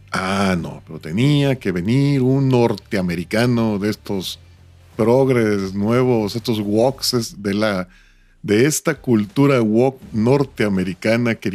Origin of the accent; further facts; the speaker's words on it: Mexico; Yo, pues yo soy rubio con ojos verdes y soy latino, soy de México.